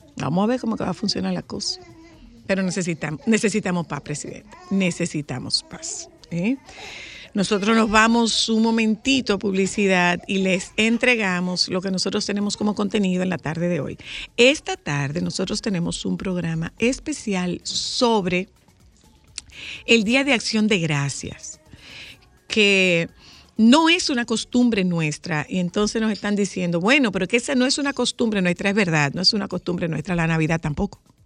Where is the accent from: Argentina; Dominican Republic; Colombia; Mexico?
Dominican Republic; como dominicanos